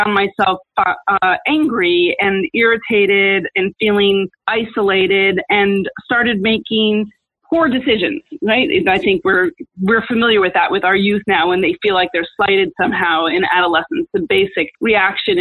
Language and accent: English; New York City, New York, United States; I'm originally from New York City